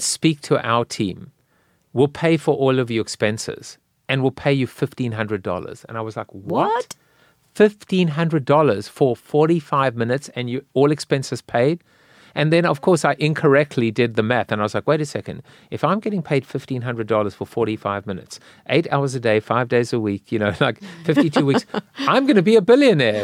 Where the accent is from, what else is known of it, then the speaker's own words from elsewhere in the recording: South Africa; now in United States; I'm South African.